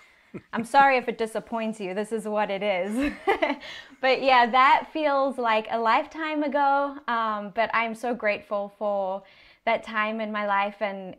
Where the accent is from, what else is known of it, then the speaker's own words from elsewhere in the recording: South Africa; now in United States; It's actually none of the above. I'm from South Africa. So yeah, here I am now. And I live here